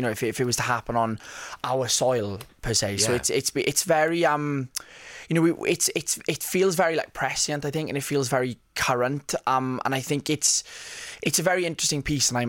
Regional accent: Rhondda Valley, Wales, United Kingdom; I'm from the Rhondda Valley, which is about 25 minutes outside of Cardiff

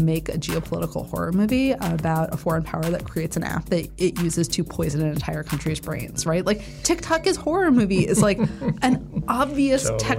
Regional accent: New England, United States; also born or lived in Connecticut / Vermont / Massachusetts; I grew up all over New England. I was born in Connecticut. My family moved to Vermont when I was 7 and Massachusetts when I was 11.

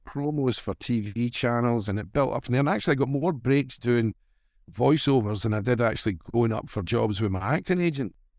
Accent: Glasgow, Scotland, United Kingdom; born or raised there; accent: Scottish

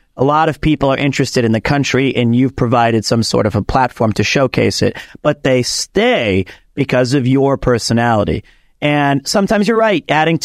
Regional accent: Osaka, Japan; I'm from Osaka, so I can be like this.

